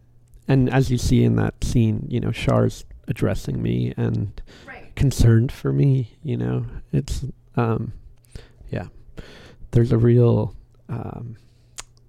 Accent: East Coast, United States; moved away as an adult; now in New Orleans, United States; I grew up on the East Coast outside of New York

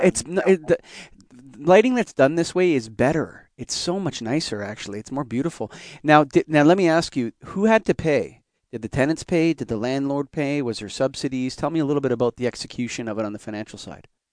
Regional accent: Canada; I'm Canadian

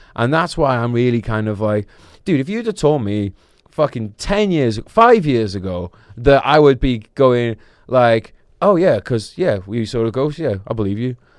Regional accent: Wrexham, Wales, United Kingdom; moved away; I'm from Wrexham

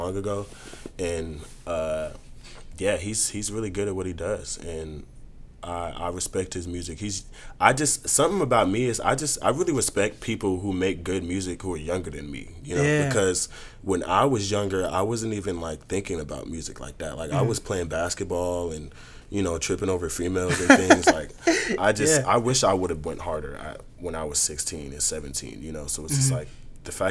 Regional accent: Seattle, Washington, United States; also born or lived in Louisiana; I lived in South Seattle when I was younger

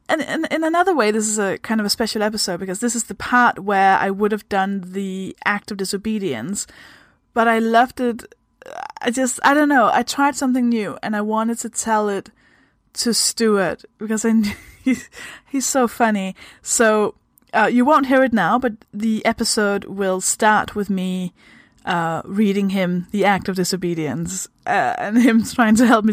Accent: Denmark; English is a second language; I am also from Denmark. I hope that explains the weird kind of accent thing that I have going on.

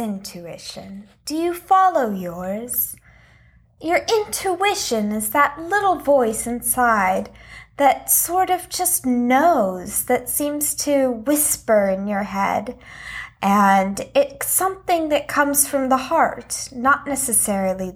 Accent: Texas, United States; moved away as an adult; also born or lived in Old Lyme, Connecticut; I was born in Texas

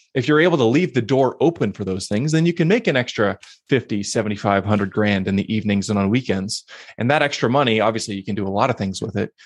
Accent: Pittsburgh, Pennsylvania, United States; moved away as an adult; also born or lived in Philadelphia, Pennsylvania; now in Portland, United States; Originally grew up in Pittsburgh

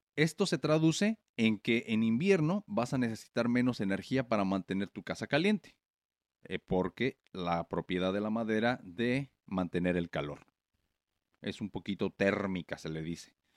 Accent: Morelia, Michoacán, Mexico; moved away as an adult; now in United States; yo soy de México, de Morelia, ya saben, y los que no saben, pues sí, puro, puro, Michoacán

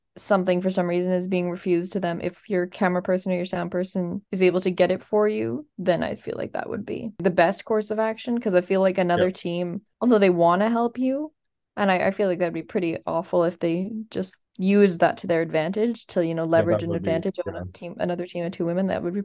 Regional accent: Midwest, United States; We are Midwestern.

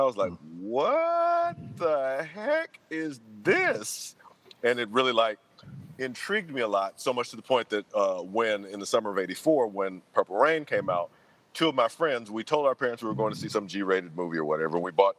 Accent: Memphis, Tennessee, United States; I grew up in Memphis

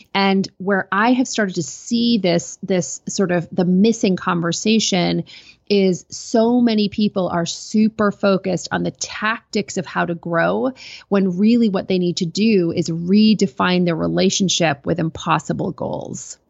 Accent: Canada; I'm a Canadian

